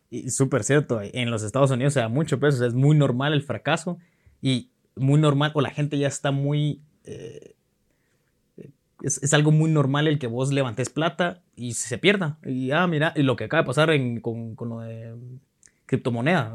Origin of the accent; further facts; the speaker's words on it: Guatemala; also born or lived in Honduras / Costa Rica; yo soy chapín, pero me siento centroamericano, estoy muy orgulloso de ser centroamericano, he vivido en Honduras, he vivido en Costa Rica, en Guate